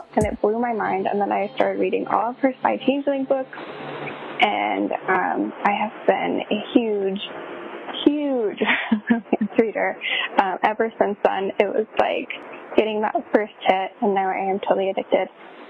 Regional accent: Long Island, New York, United States; now in Southern Maryland, United States; I live in Southern Maryland, but I am originally from Long Island.

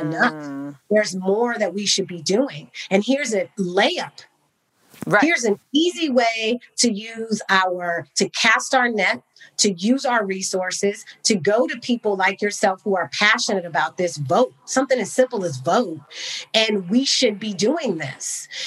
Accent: Bay Area, California, United States; also born or lived in Cognac, France; I grew up in the Bay Area

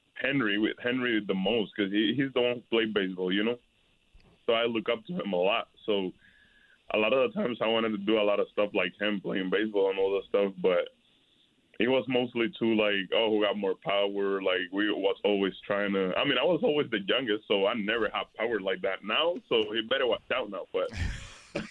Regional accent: Puerto Rico; also born or lived in Guaynabo, Puerto Rico; in my hometown we played baseball, but it wasn't that much like in San Juan, you know what I mean? So I moved to San Juan, Guaynabo, and I just started playing baseball

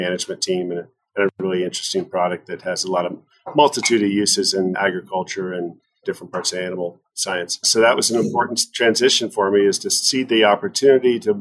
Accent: Midwest, United States; also born or lived in Wyoming; now in Montana, United States; I grew up in the Midwest

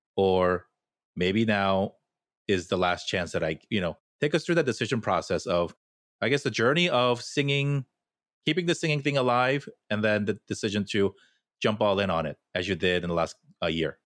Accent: Fullerton, California, United States; I grew up in an equally Korean neighborhood in Fullerton

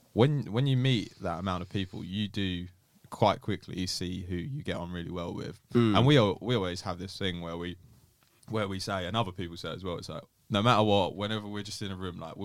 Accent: Essex, East of England, United Kingdom; It was quite good, to be fair.

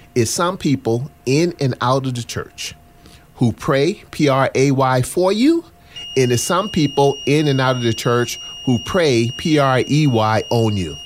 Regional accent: Charleston, South Carolina, United States; I grew up in Charleston, South Carolina

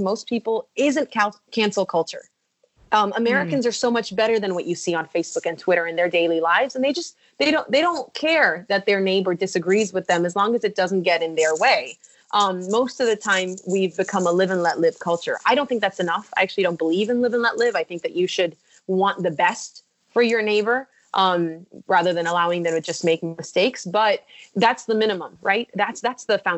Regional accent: Mexico; English is a second language; now in United States; I'm coming from Mexico

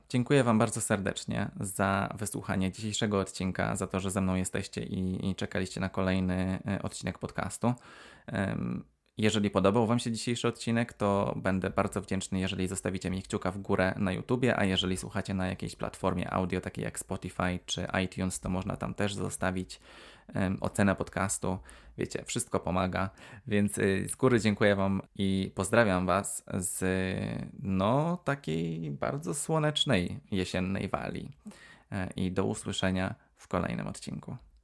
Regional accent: Poland; moved away as an adult; now in Wales, United Kingdom; jestem z Polski

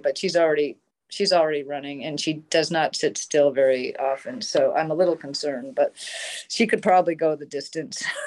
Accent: Cape Elizabeth, Maine, United States; born or raised there

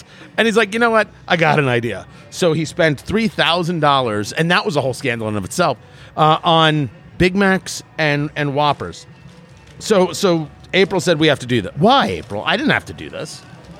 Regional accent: New Jersey, United States; Me growing up in Jersey

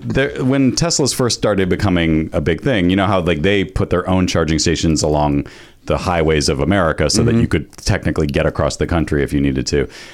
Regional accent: New England, United States; I'm from New England. There are some rednecks in Connecticut for sure.

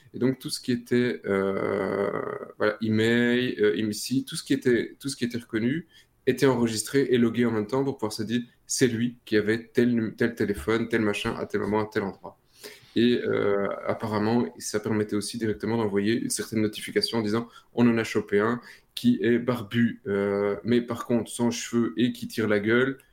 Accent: Belgium; chez nous en Belgique, Proximus

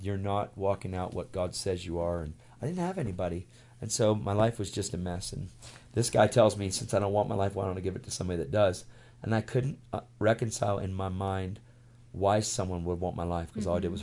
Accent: York, Pennsylvania, United States; I went to this one church out of 586 churches in my hometown in York, Pennsylvania, where we lived

